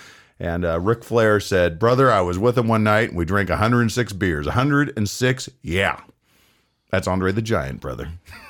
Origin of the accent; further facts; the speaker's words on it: United States; because I'm an American.